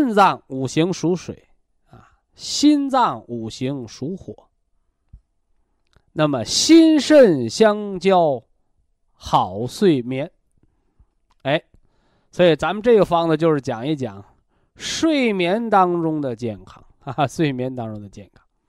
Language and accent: Chinese; China; 我们中国人讲叫“毛事在人，成事在天”嘛